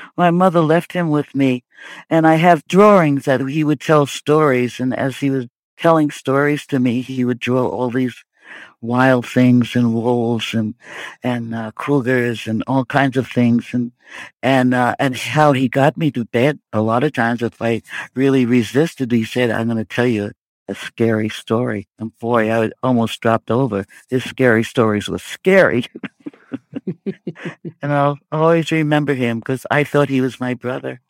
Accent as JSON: {"language": "English", "town": "New York City", "region": "New York", "country": "United States", "tie": "born or raised there", "said": "I grew up in Brooklyn"}